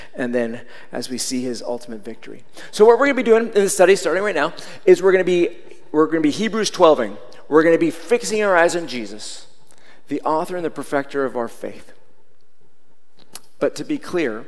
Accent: Seattle, Washington, United States; When I was growing up in Seattle

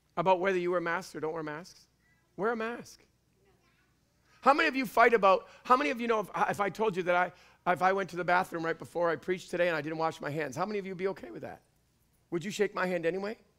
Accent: Canada; I'm Canadian.

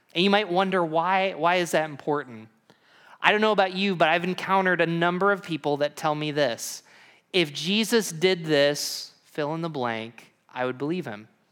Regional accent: Binghamton, New York, United States; moved away; I'm from Binghamton, New York, and I'm a pastoral ministry major

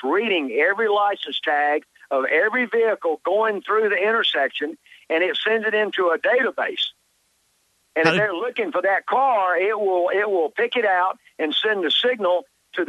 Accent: Charlotte, North Carolina, United States; I was born and raised in Charlotte

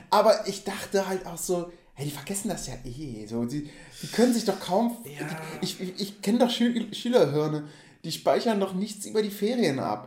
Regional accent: Geilenkirchen, North Rhine-Westphalia, Germany; ich komme halt aus Würm, ich bin Würmer

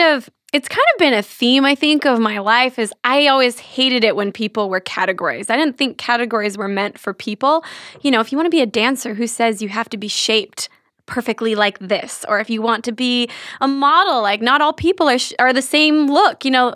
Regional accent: Santa Ana, California, United States; This is actually in California. I grew up in Santa Ana when I was, you know, till I was like 8 years old.

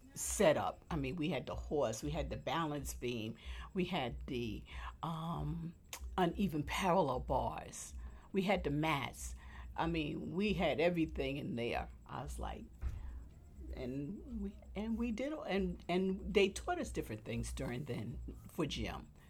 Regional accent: New York City, New York, United States; also born or lived in Manhattan; now in Queens, United States; we moved from Manhattan to Brooklyn. Oh, I was still in elementary school. Um, I graduated from PS 72 over in Brooklyn

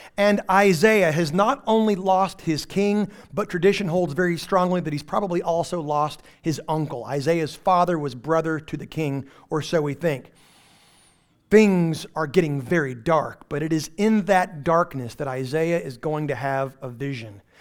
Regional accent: Texas Panhandle, United States; also born or lived in Houston; now in East Texas, United States; I am from the Texas Panhandle, where we only got electricity about twelve years ago.

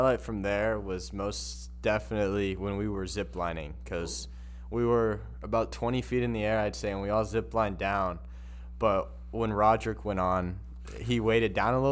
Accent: a little bit south of L.A., California, United States; I'm from California, a little bit south of L.A.

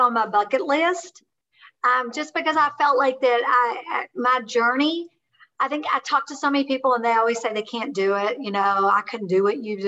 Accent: Kentucky, United States; I am a hillbilly from Kentucky.

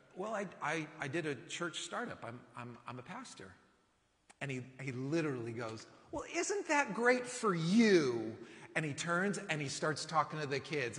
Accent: California, United States; now in Austin, United States; living in Austin that I'm from California

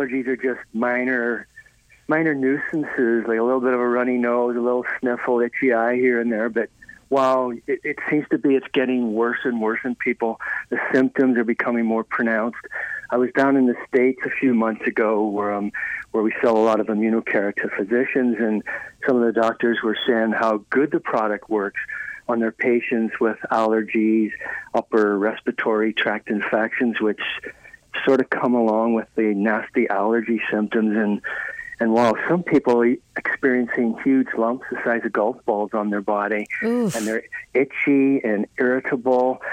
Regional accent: Ireland; moved away; I was raised in Ireland

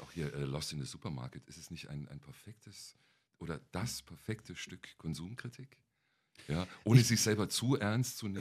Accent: Kempten, Bavaria, Germany; moved away as an adult; also born or lived in North Rhine-Westphalia; now in Berlin, Germany; In meiner Heimatstadt, in Kempten im Allgäu.

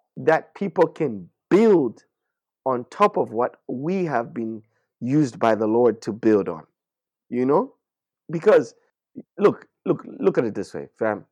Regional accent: Zambia; we're from Zambia

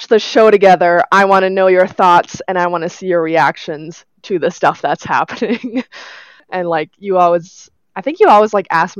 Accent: Red Deer, Alberta, Canada; I live in my hometown of Red Deer, Alberta

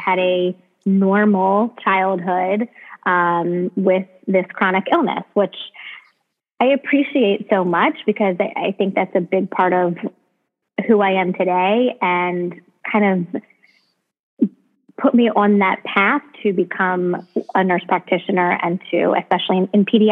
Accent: Baltimore, Maryland, United States; I grew up in Baltimore, Maryland

